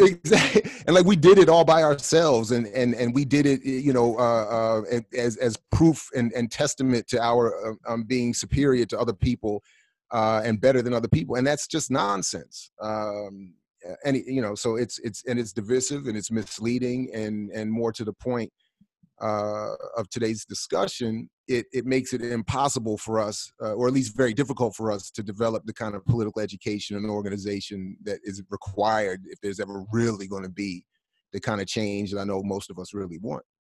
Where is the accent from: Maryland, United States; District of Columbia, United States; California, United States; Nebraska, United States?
Maryland, United States; I grew up in Maryland